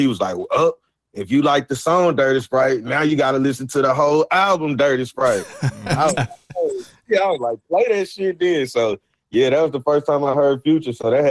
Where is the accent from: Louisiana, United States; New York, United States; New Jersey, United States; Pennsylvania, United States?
Louisiana, United States; And I'm from Louisiana. We 4 hours from Houston.